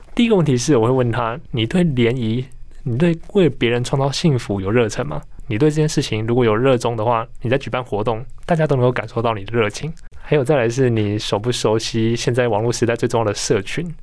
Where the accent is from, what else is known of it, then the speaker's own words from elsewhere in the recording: Tainan, Taiwan; 因为我是台南人